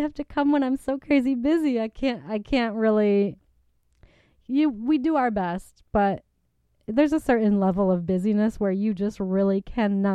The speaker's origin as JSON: {"language": "English", "region": "Michigan", "country": "United States", "tie": "born or raised there", "moved": "yes", "lives_now": "Los Angeles, United States", "said": "growing up in Michigan"}